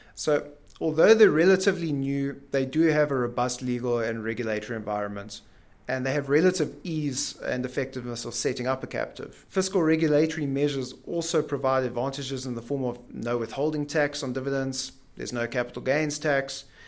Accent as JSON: {"language": "English", "town": "Ballito", "region": "KwaZulu-Natal", "country": "South Africa", "tie": "born or raised there", "said": "go back to my hometown, Belito, uh, in Natal"}